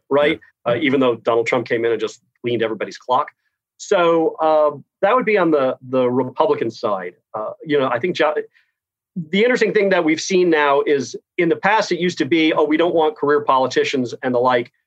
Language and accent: English; Key West, Florida, United States; I grew up in Key West, of all places